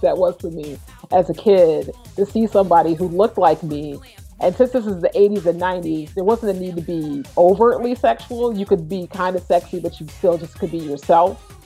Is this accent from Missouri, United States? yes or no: yes; Florissant, Missouri, United States; I grew up in St. Louis, Missouri. More specifically, I grew up in St. Louis County